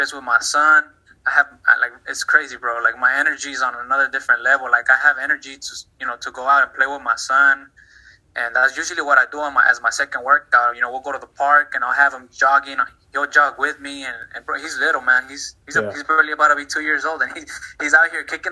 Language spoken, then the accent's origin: English; Dallas, Texas, United States; also born or lived in Mexico; I'm from Dallas, Texas. I was born in Mexico. We kind of migrated over here when I was 5 years old